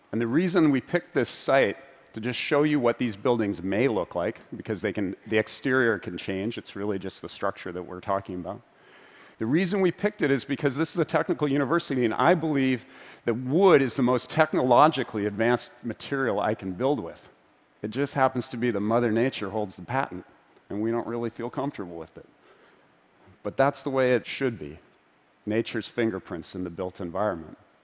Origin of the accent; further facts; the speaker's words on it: Vancouver, British Columbia, Canada; my hometown of Vancouver